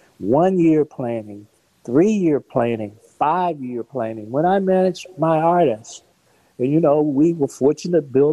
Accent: Gaston, Alabama, United States; growing up in Gaston, Alabama

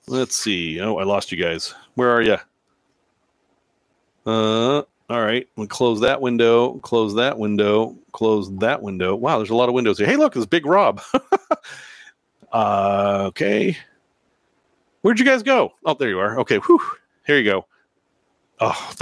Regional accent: Salem, Massachusetts, United States; also born or lived in Danvers, Massachusetts; now in Chicago, United States; I grew up in Salem.

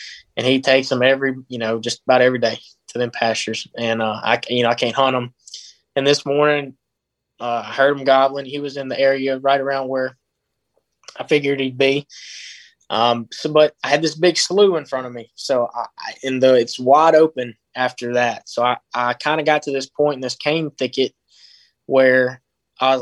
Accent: Choctaw County, Mississippi, United States; I'm from Choctaw

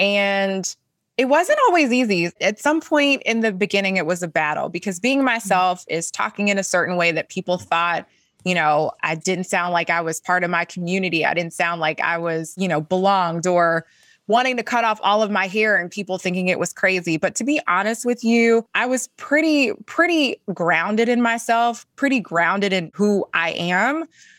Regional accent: the South, United States; talk about being a Black woman growing up in the South

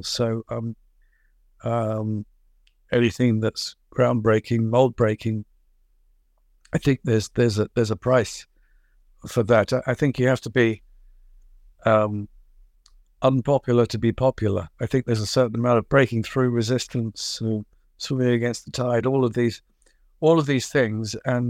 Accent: London, United Kingdom; born there; I was born in 1950 in London, and London was a very polluted, smoky, steam-driven affair.

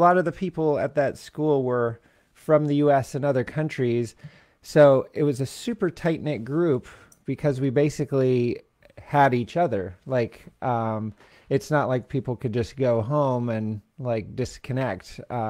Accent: Central California, United States; also born or lived in Louisville, Kentucky / Hope, British Columbia / Abbotsford, British Columbia / Toronto; I moved to Central California in the second grade

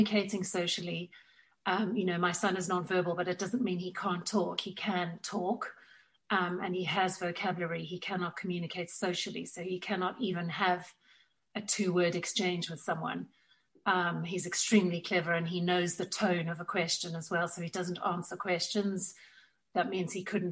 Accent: South Africa; now in Tunbridge Wells, United Kingdom; You will pick up from my accent that I was born and raised in South Africa

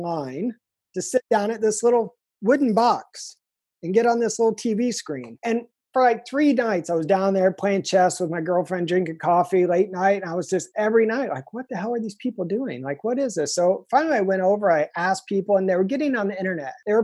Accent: Indiana, United States; moved away as an adult; now in San Diego, United States; I'm from Indiana

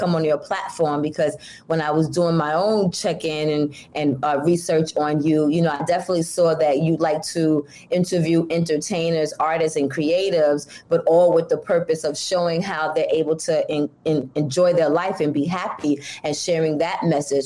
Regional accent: Brooklyn, New York, United States; moved away as an adult; now in Bronx, United States; I grew up in Brooklyn, in Bushwick

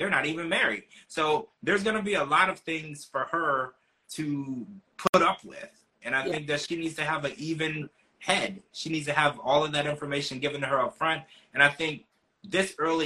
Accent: United States; as an American

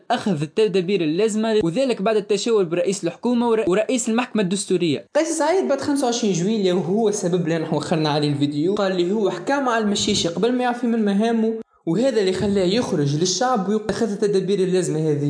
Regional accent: Tunisia; وانا كتونسي

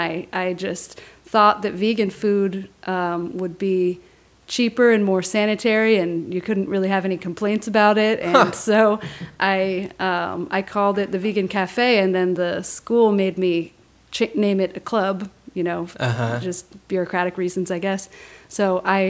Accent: Ashland, Oregon, United States; moved away as an adult; also born or lived in Catalina Island, California; now in Portland, United States; I was homeschooled during middle school, but I was living there

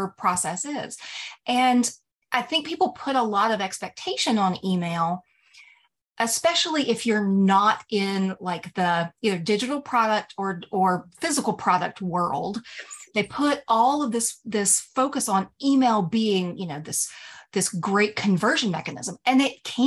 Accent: the South, United States; I'm from the South

